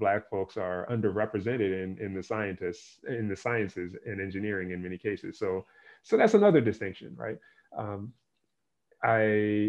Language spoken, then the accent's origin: English; Philadelphia, Pennsylvania, United States; moved away; I grew up in Philadelphia